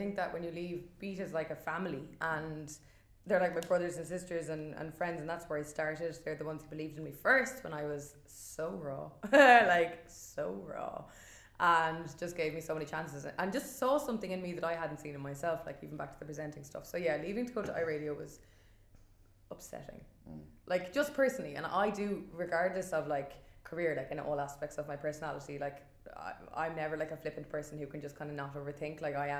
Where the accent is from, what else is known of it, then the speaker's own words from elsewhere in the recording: Dublin, Leinster, Ireland; And I'm originally from Dublin